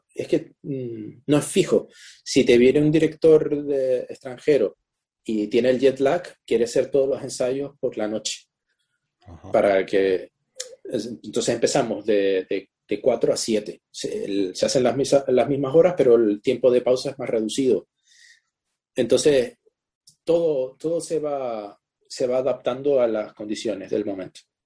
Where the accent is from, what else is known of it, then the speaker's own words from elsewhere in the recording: Spain; moved away as an adult; Yo salí de España con 18 años y no he vuelto